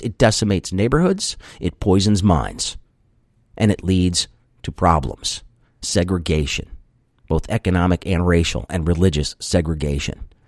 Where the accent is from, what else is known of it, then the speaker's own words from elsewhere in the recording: United States; I'm an American